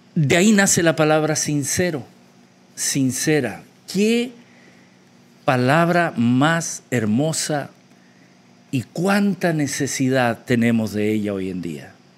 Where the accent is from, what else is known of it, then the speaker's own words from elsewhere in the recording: Chile; moved away; mi país de origen, Chile